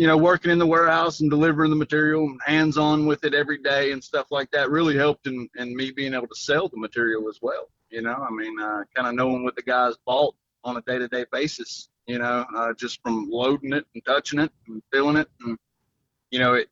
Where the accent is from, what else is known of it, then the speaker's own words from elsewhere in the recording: Mooresville, North Carolina, United States; I am from Mooresville, North Carolina, about 2 miles from Stock Car Steel.